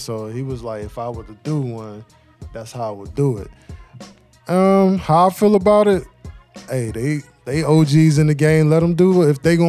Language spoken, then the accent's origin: English; East Coast, United States; I grew up in the East Coast.